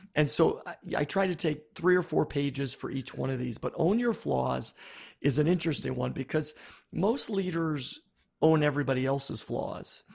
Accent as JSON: {"language": "English", "town": "Buffalo", "region": "New York", "country": "United States", "tie": "born or raised there", "said": "I grew up in Buffalo, New York."}